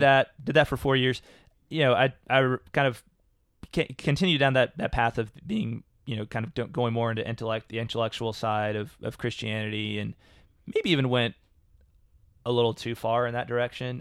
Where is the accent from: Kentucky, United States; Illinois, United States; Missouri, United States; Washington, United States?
Kentucky, United States; Louisville; I grew up in Louisville, Kentucky